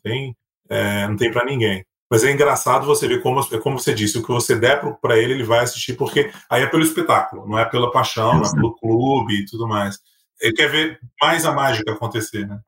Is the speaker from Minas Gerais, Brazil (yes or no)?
yes; Minas Gerais, Brazil; eu sou mineiro